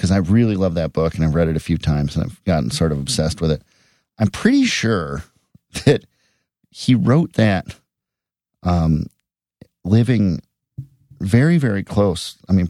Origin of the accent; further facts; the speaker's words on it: Edina, Minnesota, United States; And then there's also a character in it from Edina, Minnesota, which is my hometown.